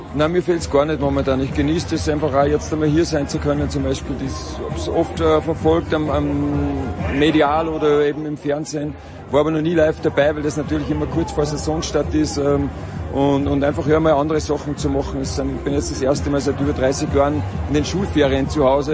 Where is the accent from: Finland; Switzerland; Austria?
Austria; wir als Österreicher, denke ich, gerade was Skifahren angeht, äh, das gehört dazu, so wachsen wir auf